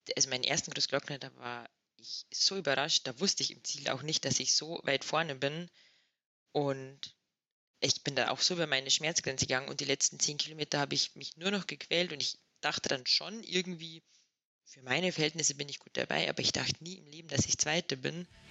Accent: Inzell, Bavaria, Germany; now in Axams, Austria; ich komme aus Inzell, ähm, in der Nähe von Traunstein.

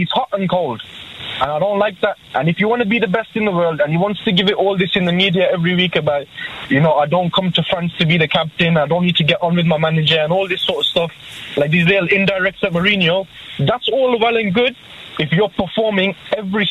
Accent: Birmingham, West Midlands, United Kingdom; I'm from Birmingham

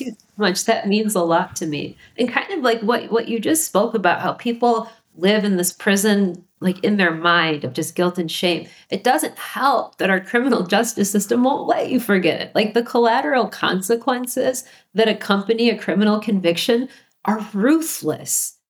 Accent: Minnesota, United States; moved away; also born or lived in Illinois; I'm a native Minnesotan

